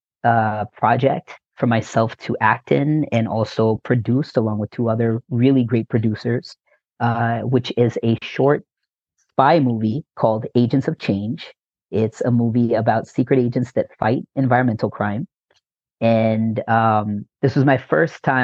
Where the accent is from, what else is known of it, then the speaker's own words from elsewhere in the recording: North Carolina, United States; moved away as an adult; now in Los Angeles, United States; I was born and raised in North Carolina